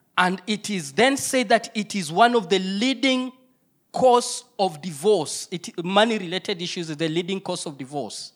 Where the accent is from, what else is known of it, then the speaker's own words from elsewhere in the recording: Kenya; I come from Kenya, my wife is Singapore, she is Kenyaporian